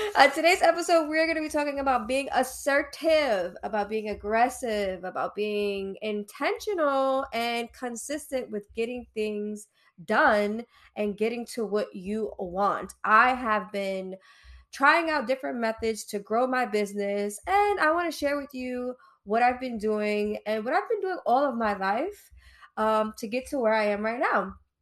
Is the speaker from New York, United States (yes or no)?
yes; New York City, New York, United States; I'm from Brooklyn East New York